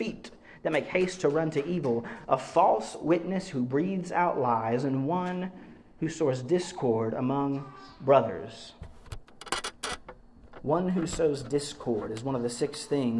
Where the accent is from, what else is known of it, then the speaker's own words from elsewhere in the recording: the South, United States; I grew up in the South end of the country